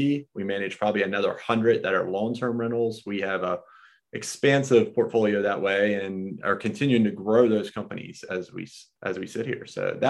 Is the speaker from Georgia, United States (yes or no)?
no; Myrtle Beach, South Carolina, United States; I grew up in Myrtle Beach.